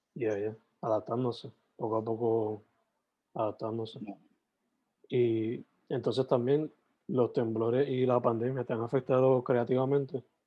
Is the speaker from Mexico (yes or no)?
no; Sabana Grande, Puerto Rico; yo soy de, originalmente de Sabana Grande